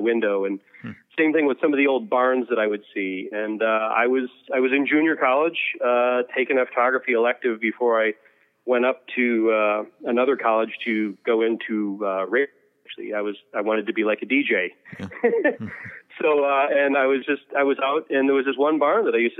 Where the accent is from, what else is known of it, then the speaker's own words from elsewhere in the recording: Illinois, United States; it started off just in Illinois and around my hometown